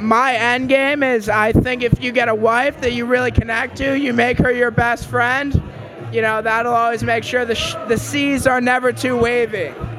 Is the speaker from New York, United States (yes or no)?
yes; New York City, New York, United States; I grew up in New York City